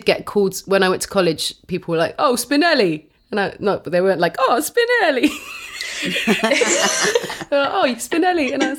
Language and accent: English; the South, United States; accent: Southern; it sounds weird when I say his name with my southern accent